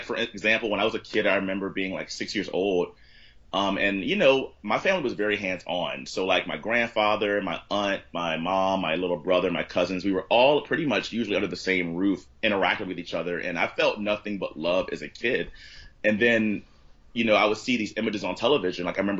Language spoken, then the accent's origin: English; Southern US, United States; And so I think kind of growing up in the South, you kind of get these really like you just kind of leave with these sort of weird, like, I love it, but then I feel the need sometimes to get away from it.